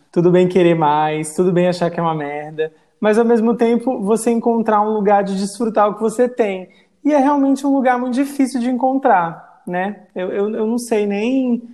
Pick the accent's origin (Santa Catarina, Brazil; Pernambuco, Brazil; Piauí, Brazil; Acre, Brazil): Acre, Brazil; Rio Branco; also born or lived in interior of Rio Grande do Norte / São Paulo; quando eu fui para o Acre, que eu fui para o Acre fazer a quinta série. e terminei os meus estudos em Rio Branco